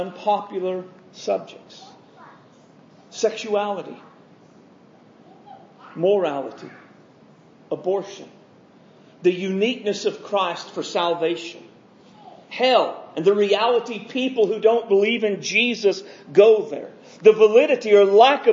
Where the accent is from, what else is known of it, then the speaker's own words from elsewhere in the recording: United States; my being an American